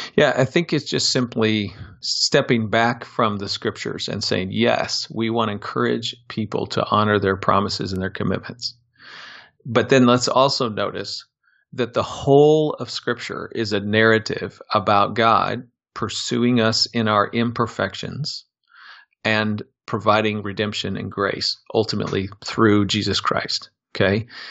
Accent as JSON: {"language": "English", "town": "Des Moines", "region": "Iowa", "country": "United States", "tie": "born or raised there", "said": "I'm a Midwestern kid, born and raised in Des Moines, Iowa."}